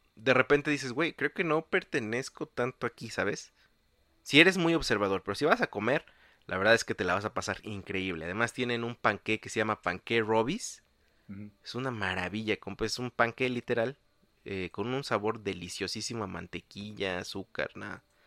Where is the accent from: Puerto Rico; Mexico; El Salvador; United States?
Mexico; Mexico City; uno como chilango